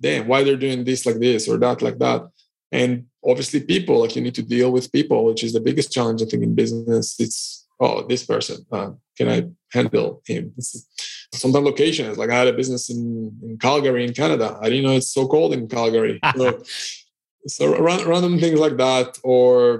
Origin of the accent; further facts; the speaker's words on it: Israel; now in Cyprus; so I'm originally from Israel. I'm currently based in Cyprus.